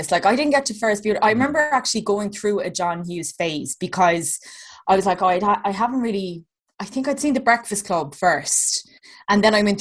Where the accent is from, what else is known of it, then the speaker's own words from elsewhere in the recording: County Clare, Ireland; now in Dublin, Ireland; I am Dublin, but I grew up in Clare in the back arse of nowhere